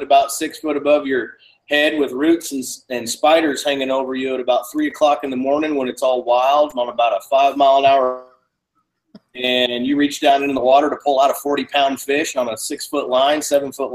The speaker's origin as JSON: {"language": "English", "town": "Louisville", "region": "Kentucky", "country": "United States", "tie": "born or raised there", "moved": "yes", "lives_now": "Des Moines, United States", "said": "I'm originally from Kentucky. I was born in Louisville"}